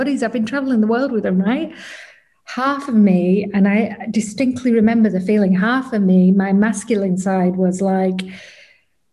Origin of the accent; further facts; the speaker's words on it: England, United Kingdom; I'm from England